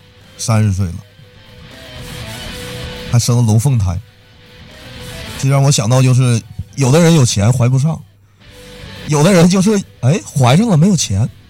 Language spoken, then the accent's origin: Chinese; Liaoning, China; 我是来自非洲的留学生，刚刚学业归程回国，发现我的家乡，我的辽宁队儿啊，是在成都也挨欺负了。